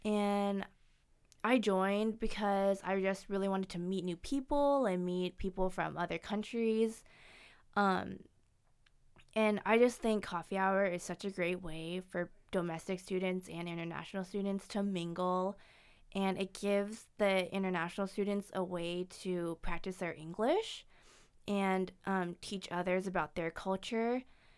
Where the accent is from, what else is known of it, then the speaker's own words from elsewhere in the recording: Seattle, Washington, United States; also born or lived in China; So I was adopted from China. So my parents are from the Seattle area.